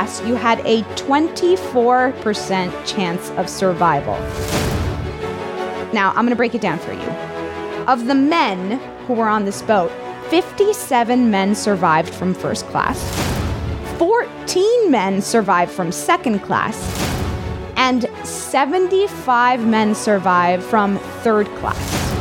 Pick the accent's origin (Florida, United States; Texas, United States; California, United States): Florida, United States; Miami; I'm from Miami